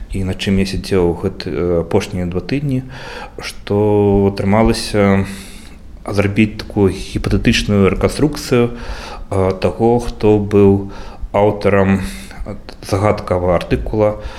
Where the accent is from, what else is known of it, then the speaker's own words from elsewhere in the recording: Belarus; мы беларусы